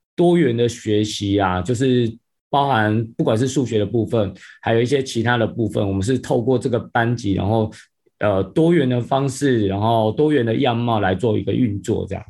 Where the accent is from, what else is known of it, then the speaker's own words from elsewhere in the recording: Penghu County, Taiwan; 我自己从，本身其实就是澎湖人啊，那我嗯。从小就在澎湖长大，生长这样子